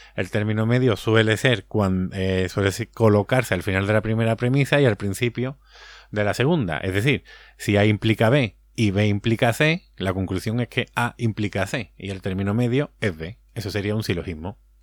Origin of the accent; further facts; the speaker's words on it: Andalusia, Spain; Que somos muy, andaluz